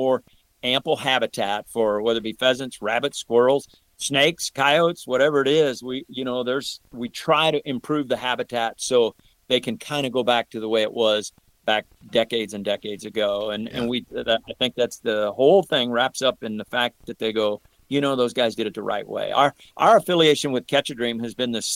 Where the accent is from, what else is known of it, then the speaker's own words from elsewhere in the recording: St. Louis, Missouri, United States; have been growing up in the St. Louis area